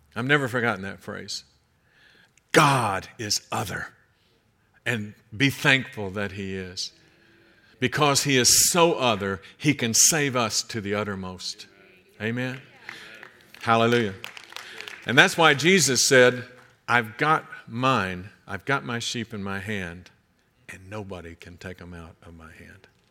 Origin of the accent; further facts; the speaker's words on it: United States; also born or lived in Kentucky / Georgia; I'm from Kentucky and Georgia